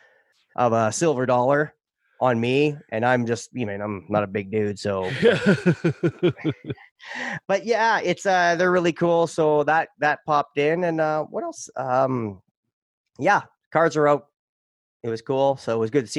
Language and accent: English; Canada; first language English; moved away as an adult; now in United States